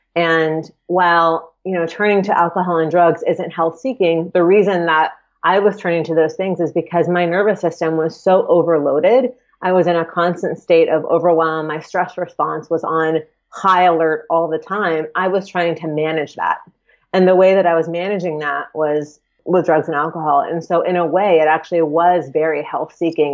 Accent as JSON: {"language": "English", "town": "Atlanta", "region": "Georgia", "country": "United States", "tie": "born or raised there", "said": "I grew up in Atlanta and I lived in town, so in the Atlanta proper"}